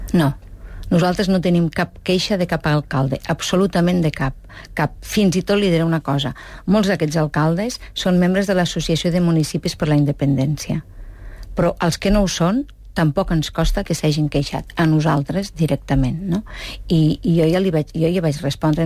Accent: Catalonia, Spain; com a catalans

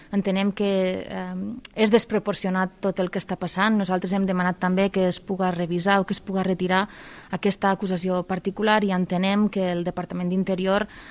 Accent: Terres de l'Ebre, Catalonia, Spain; Soc de les Terres de l'Ebre

